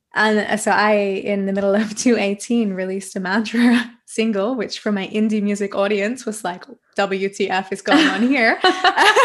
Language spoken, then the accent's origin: English; Australia; moved away as an adult; now in Germany; I'm an Australian mantra musician, voice coach, and yoga teacher based in Germany